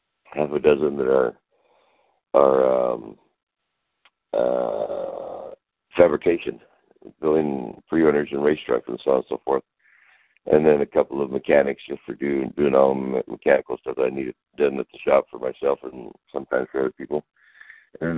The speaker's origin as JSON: {"language": "English", "country": "Mexico", "tie": "born or raised there", "also_born_or_lived": "El Paso, Texas", "said": "I was raised in Mexico. I was just born in El Paso, Texas"}